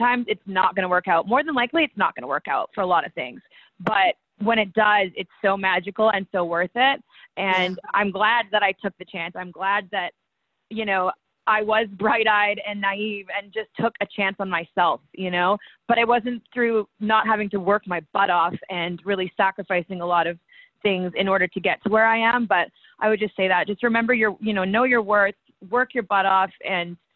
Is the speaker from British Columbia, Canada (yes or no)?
yes; Victoria, British Columbia, Canada; also born or lived in Calgary, Alberta; I'm from Victoria, BC